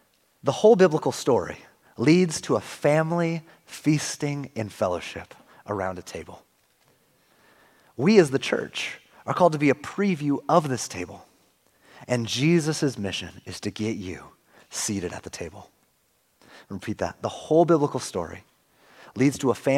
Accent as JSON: {"language": "English", "region": "Northern California", "country": "United States", "tie": "born or raised there", "also_born_or_lived": "Arizona / Seattle area", "moved": "as an adult", "lives_now": "Oregon, United States", "said": "I grew up in Northern California, my family originally from Seattle area"}